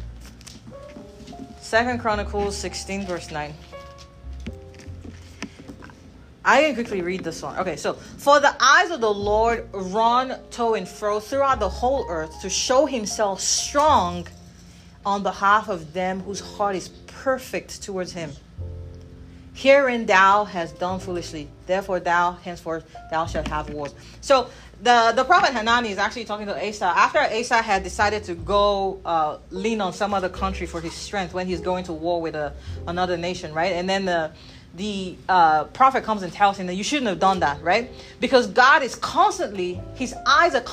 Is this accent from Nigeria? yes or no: yes; Nigeria; moved away; I come from Nigeria.